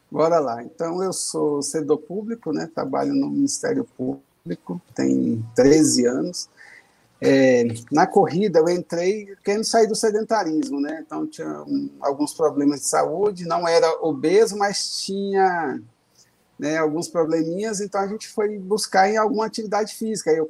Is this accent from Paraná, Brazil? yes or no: no; Brasília, Federal District, Brazil; É, sim, eu sou de Brasília, né, tenho 48 anos, sou servidor público